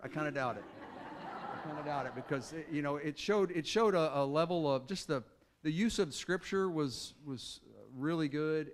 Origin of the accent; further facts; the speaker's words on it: Arkansas, United States; a guy named James Council that I grew up with in Arkansas